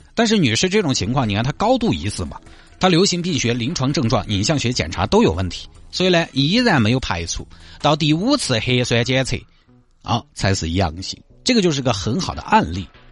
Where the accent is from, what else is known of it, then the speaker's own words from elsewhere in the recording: Sichuan, China; 现在咱们四川这边还有医护人员在往那边派